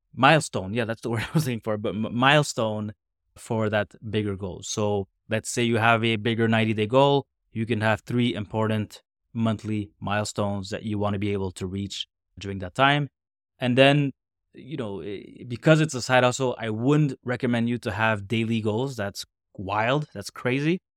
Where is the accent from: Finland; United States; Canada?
Canada; a Canadian, North American, man